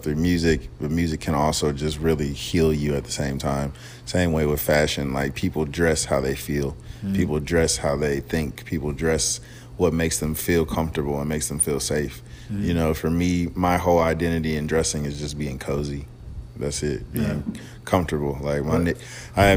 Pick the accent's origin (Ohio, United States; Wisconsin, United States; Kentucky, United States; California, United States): Ohio, United States; Columbus; moved away as an adult; I'm originally from Columbus, Ohio